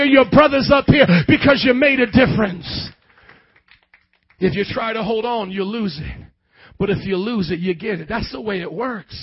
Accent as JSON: {"language": "English", "town": "Fort Wayne", "region": "Indiana", "country": "United States", "also_born_or_lived": "New Orleans, Louisiana", "moved": "as an adult", "said": "I never lived in the South. I was from Fort Wayne, Indiana"}